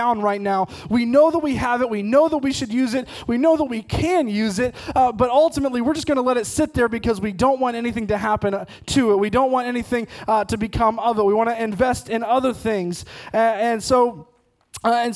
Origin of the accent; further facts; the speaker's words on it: Ohio, United States; moved away as an adult; also born or lived in Missouri / Oklahoma; we grew up in Ohio, we went to school in Missouri, and we ultimately did ministry for 7 years in Oklahoma